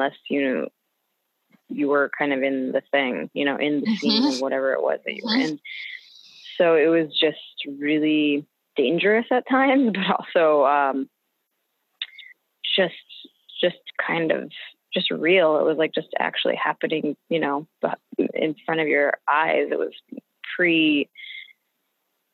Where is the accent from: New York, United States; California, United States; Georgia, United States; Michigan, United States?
Michigan, United States; Detroit; moved away; I'm from Detroit originally